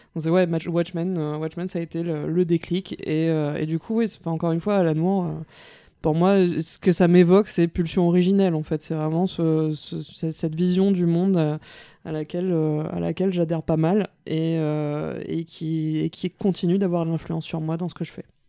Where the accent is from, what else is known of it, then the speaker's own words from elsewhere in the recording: Mauritius; moved away as an adult; also born or lived in France; je suis mauricienne, donc je viens de l'île Maurice. J'arrive en France pour faire mes, mes, études à la Sorbonne